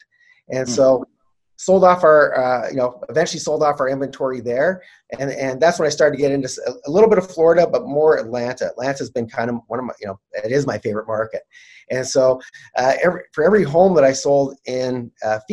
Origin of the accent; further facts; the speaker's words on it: Canada; I'm Canadian